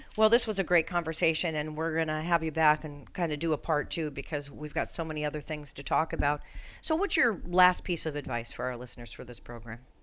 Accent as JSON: {"language": "English", "region": "Colorado", "country": "United States", "tie": "born or raised there", "moved": "yes", "said": "I'm from Colorado"}